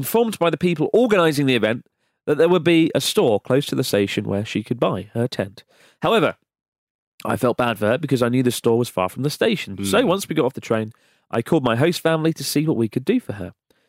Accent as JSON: {"language": "English", "region": "Utah", "country": "United States", "said": "I'm from Utah."}